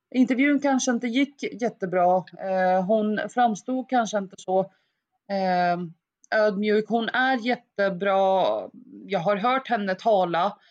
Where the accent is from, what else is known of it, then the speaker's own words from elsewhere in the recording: Eskilstuna, Södermanland, Sweden; also born or lived in Baghdad, Iraq; kom till Sverige när jag var ungefär sex år gammal, vilket gjorde att jag, jag gick ju i skolan i svensk skola under hela mitt liv